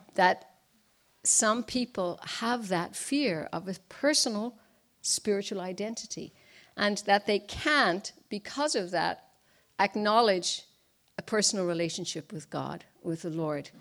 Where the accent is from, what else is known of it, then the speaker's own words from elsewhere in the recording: Ireland; now in Washington, D.C., United States; I was born and raised in Ireland.